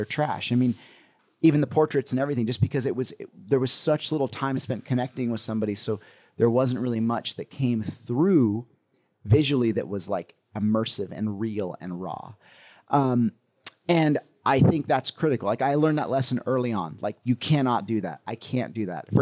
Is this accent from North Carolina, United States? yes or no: no; California, United States; growing up in California